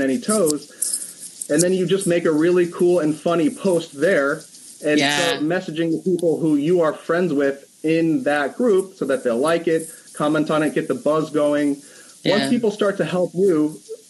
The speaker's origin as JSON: {"language": "English", "town": "West Hartford", "region": "Connecticut", "country": "United States", "tie": "born or raised there", "said": "I was born and raised in West Hartford, Connecticut. I had no idea that I would stay in the place that I was born for my entire life"}